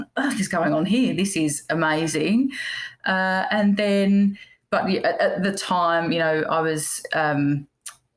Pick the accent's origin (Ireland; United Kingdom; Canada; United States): United Kingdom; England; I'm English